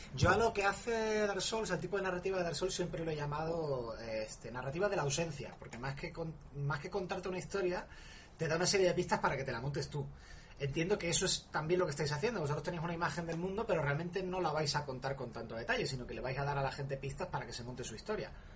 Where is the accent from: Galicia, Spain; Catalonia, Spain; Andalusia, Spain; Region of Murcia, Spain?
Andalusia, Spain; Málaga; yo soy malagueño